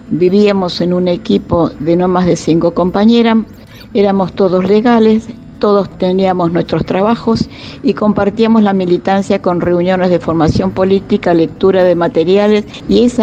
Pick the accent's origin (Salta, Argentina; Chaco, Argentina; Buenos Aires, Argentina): Buenos Aires, Argentina; born there; Nací en Buenos Aires en 1945.